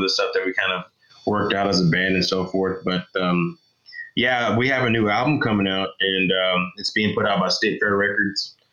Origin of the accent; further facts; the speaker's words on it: Texas, United States; I'm from Texas